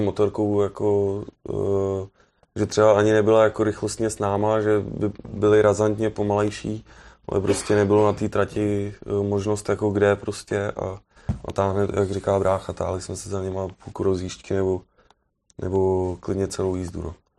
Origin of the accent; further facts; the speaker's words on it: Czechia; od nás, jako z Čech